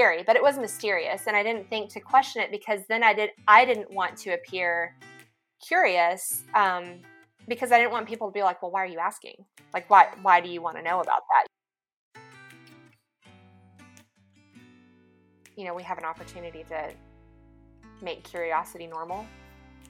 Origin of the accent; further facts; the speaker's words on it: Lubbock, Texas, United States; moved away as an adult; also born or lived in Dallas, Texas / Denver, Colorado; now in Little Rock, United States; I grew up in Lubbock, Texas